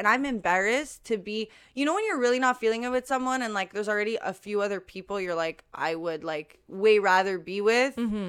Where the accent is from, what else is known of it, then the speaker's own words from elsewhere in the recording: Canada; I'm from Canada.